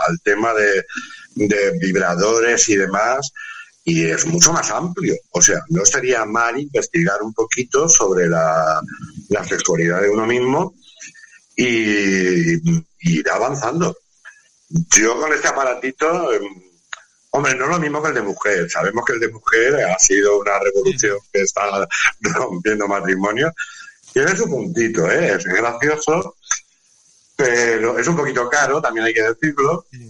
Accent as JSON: {"language": "Spanish", "country": "Spain", "said": "somos latinos, somos españoles, somos, somos mediterráneos."}